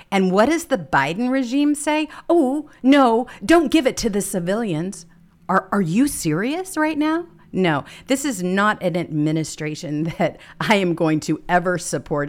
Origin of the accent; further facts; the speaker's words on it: Mississippi, United States; moved away; I'm originally from Mississippi